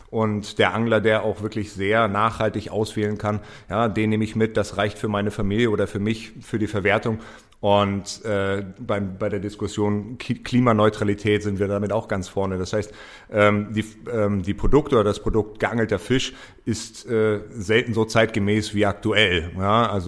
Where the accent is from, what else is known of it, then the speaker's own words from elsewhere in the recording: Hamburg, Germany; Als Hamburger Jung ist es für mich natürlich immer, immer spannend und kriege große Ohren, wenn, wenn es um Hamburg geht.